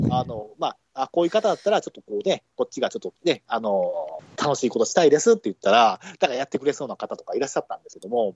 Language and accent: Japanese; Kansai, Japan; 私も関西だったんですよ。